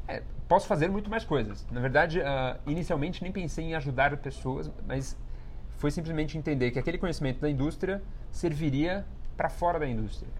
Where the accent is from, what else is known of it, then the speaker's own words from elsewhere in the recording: São Paulo, Brazil; eu venho de um bairro periférico aqui de São Paulo que chama Vila Ed. É, e para toda aquela minha referência de comunidade, de onde eu cresci